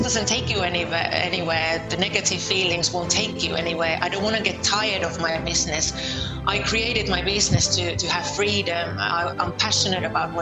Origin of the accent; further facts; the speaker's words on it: Lieto, Southwest Finland, Finland; moved away as an adult; now in London, United Kingdom; I'm from Finland. I'm from Turku. Oh, actually, I'm from Lieto, from a little village near Turku.